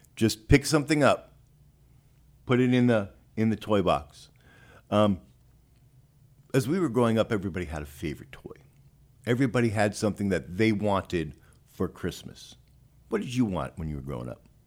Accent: New York, United States; now in Texas, United States; I'm not a native Texan. I'm from New York

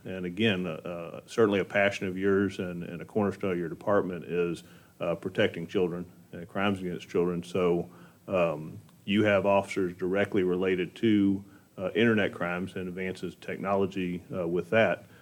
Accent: Montgomery County, Texas, United States; growing up in Montgomery County

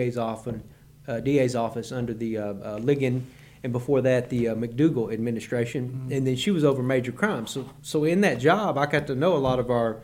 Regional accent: Marlin, Texas, United States; moved away as an adult; now in Conroe, United States; I grew up in Marlin, Texas, originally around Waco, Central Texas

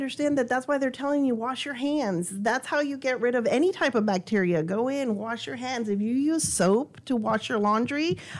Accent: El Paso, Texas, United States; I came from El Paso. I had no idea what a hurricane was like. I'd never seen the waters.

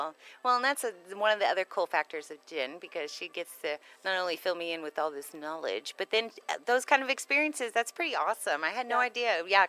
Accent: Pennsylvania, United States; now in Texas, United States; You know, those roots and just growing up around Pennsylvania, Northeast Coast, the history of our country is amazing there.

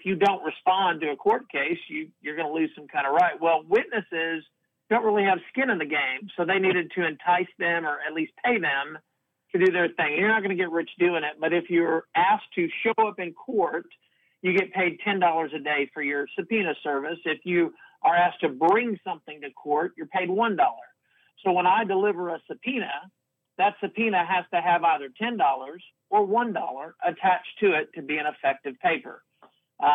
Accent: Houston, Texas, United States; Born and raised in Houston, lived in Texas most of my life

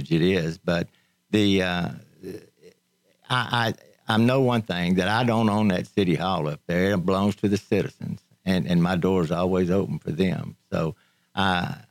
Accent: Conroe, Texas, United States; I was born and raised in Conroe.

